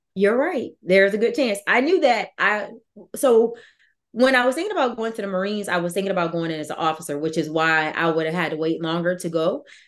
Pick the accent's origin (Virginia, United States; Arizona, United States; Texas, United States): Virginia, United States; also born or lived in North Carolina; where I come from Virginia and I was going to school in North Carolina